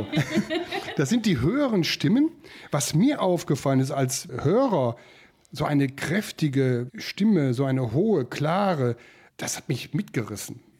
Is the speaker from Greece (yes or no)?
no; Lincoln, East Midlands, United Kingdom; born there; Geboren in Lincoln, und jetzt will ich hoffen, dass ich richtig ausspreche, Lincolnshire in den UK, also in England.